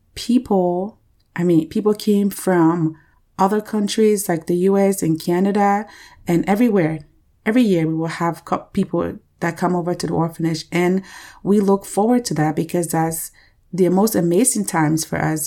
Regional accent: Liberia; moved away; I was born and raised in Liberia, West Africa

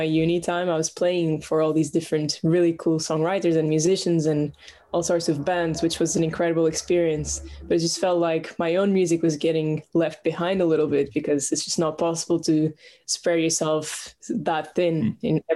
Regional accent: Portugal; moved away as an adult; now in London, United Kingdom; I'm from Portugal originally, but I've lived in London for the past 5 years

